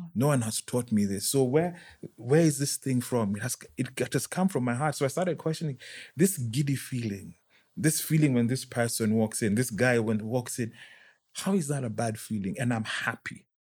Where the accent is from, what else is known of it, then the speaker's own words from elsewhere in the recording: Nairobi, Kenya; also born or lived in United Kingdom; was born and bred in Nairobi